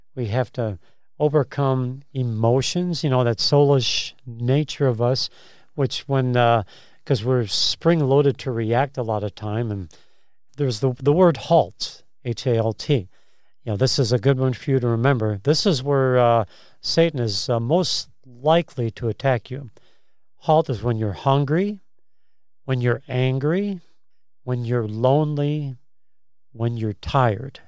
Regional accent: Chicago, Illinois, United States; moved away; I'm from Chicago originally

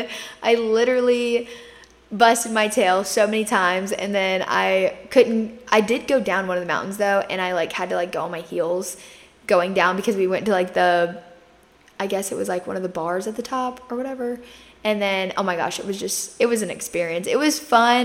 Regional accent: Myrtle Beach, South Carolina, United States; I grew up in Myrtle Beach, South Carolina. I still live here

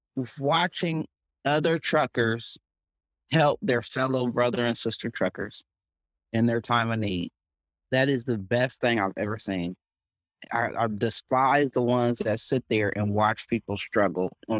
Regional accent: Columbus, Ohio, United States; now in Texas, United States; I'm from Columbus, Ohio

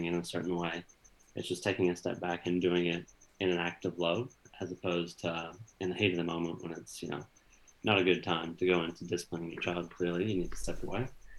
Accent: United States; moved away; at least my experience in growing up in America was all about, you know, the fast takeaway

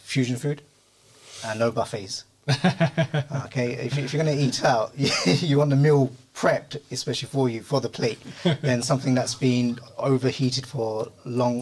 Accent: London, United Kingdom; I grew up in South London, didn't have many Muslims around.

